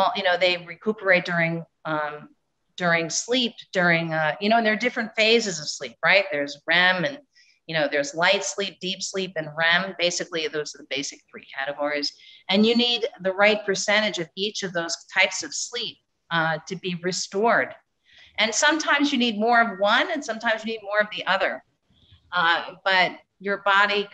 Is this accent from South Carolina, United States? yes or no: no; California, United States; I'm from California